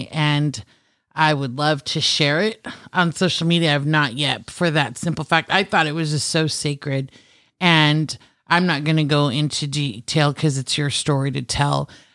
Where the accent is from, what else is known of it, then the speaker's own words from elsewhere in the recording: Philippines; being Filipino, cooking and food is a huge Everything. part of my culture